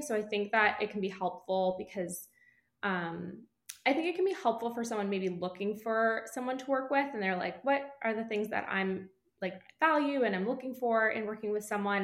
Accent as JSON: {"language": "English", "region": "East Coast", "country": "United States", "moved": "yes", "said": "I'm from the East Coast originally"}